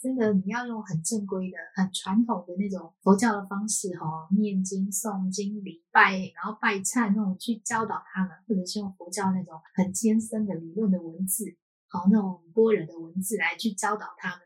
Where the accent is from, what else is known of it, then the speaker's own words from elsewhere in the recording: Taiwan; 我是，呃，生活在，出生就是在台湾